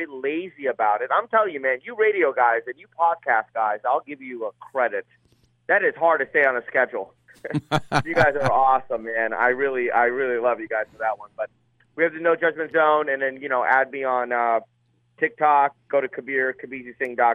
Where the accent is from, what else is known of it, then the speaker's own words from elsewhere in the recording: Portland, United States; moved away; also born or lived in Fremont, California; I was born in Portland